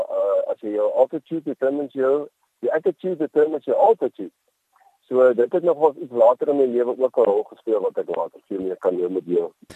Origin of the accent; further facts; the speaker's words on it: Boland, Western Cape, South Africa; also born or lived in Worcester / Helderberg; ek is 'n uh, man wat in die Boland in die Kaap uh, groot geword